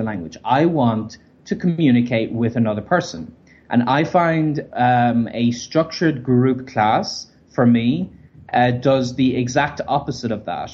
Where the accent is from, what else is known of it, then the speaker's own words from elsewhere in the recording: Ireland; moved away; also born or lived in Berlin; from Ireland.